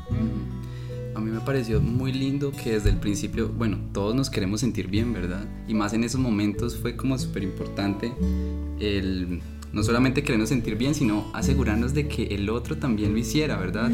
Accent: Colombia; moved away as an adult; also born or lived in Heredia, Costa Rica; now in Costa Rica; yo llevaba eh, un año y medio más o menos viviendo en Costa Rica, yo soy colombiano

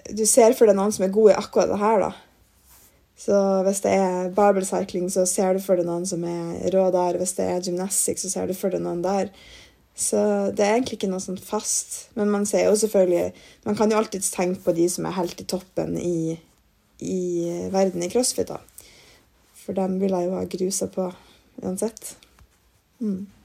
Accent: Mosjøen, Nordland, Norway; moved away as an adult; now in Trondheim, Norway; jeg bodde et halvt år i Mosjøen, der jeg kommer fra

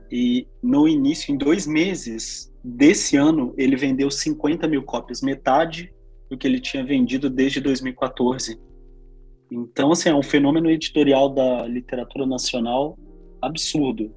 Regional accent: interior of Minas Gerais, Brazil; Sou do interior de Minas, uma cidade de 15 mil habitantes

